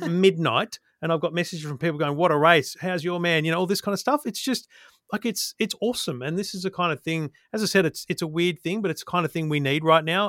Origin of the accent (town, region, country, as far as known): Australia